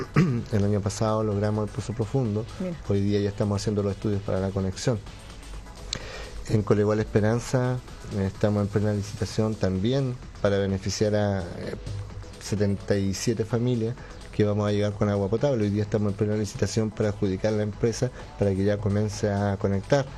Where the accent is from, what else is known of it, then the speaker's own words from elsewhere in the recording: Llanquihue, Los Lagos, Chile; yo soy nacido y criado en Yanquihue